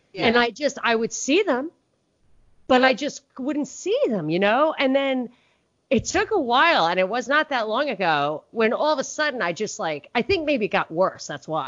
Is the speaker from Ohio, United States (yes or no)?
no; New York City, New York, United States; which as a New Yorker, I didn't even have a car. Like, we don't drink and drive in New York at all.